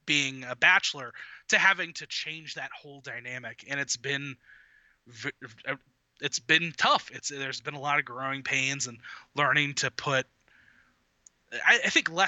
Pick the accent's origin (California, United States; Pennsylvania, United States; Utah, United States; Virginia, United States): Virginia, United States; Northern; moved away as an adult; now in Huntsville, United States; I'm originally from Northern Virginia